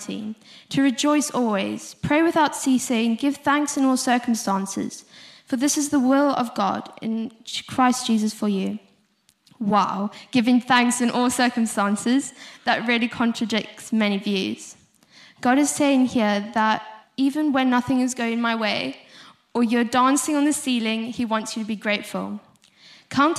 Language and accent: English; South Africa; accent: South African; moved away; If you couldn't hear from my accent, I'm South African.